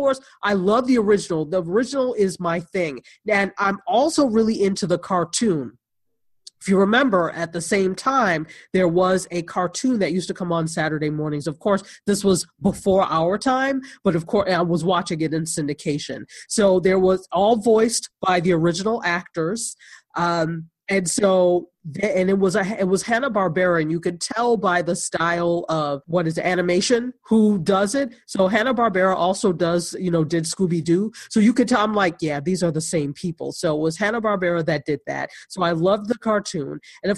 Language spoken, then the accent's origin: English; Nigeria; And of course, I'm Nigerian, so she's half Nigerian.